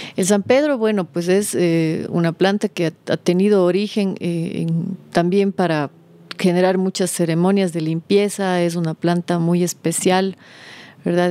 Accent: Cuenca, Azuay, Ecuador; also born or lived in Loja / Vilcabamba / Costa Rica; Yo nací en Cuenca, mi madre cuencana, mi padre lojano siempre hemos estado divididos entre las dos provincias, sí, entre Cuenca y Loja.

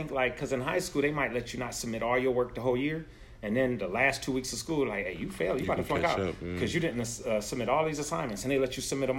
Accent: Buffalo, New York, United States; moved away; Me being from upstate New York, from Buffalo.

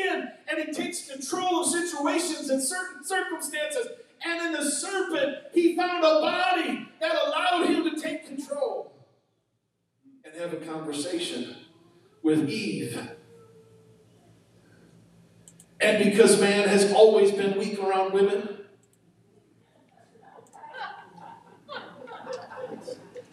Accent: United States; I was born in the USA

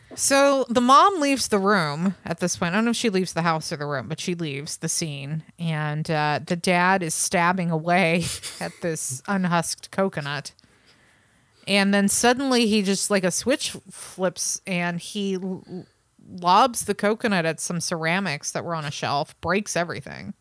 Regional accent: San Francisco Bay Area, California, United States; I grew up in the San Francisco Bay Area

